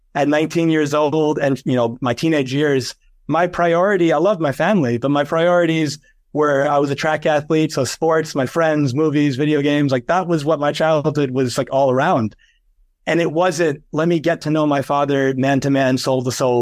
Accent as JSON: {"language": "English", "region": "New York", "country": "United States", "said": "I'm from New York, and I went to a college in Fordham University in the Bronx"}